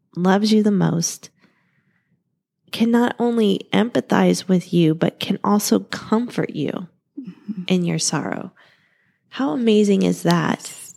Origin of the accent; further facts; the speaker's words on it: Ohio, United States; now in Arizona, United States; we're from Ohio